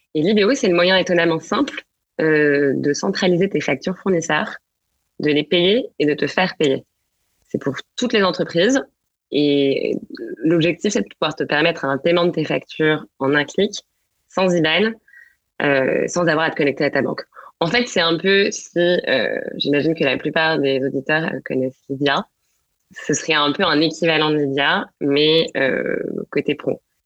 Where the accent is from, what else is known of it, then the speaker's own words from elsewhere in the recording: Angers, Pays de la Loire, France; moved away as an adult; also born or lived in Paris / England; je suis j'ai né et grandi à Angers, où je suis d'ailleurs actuellement.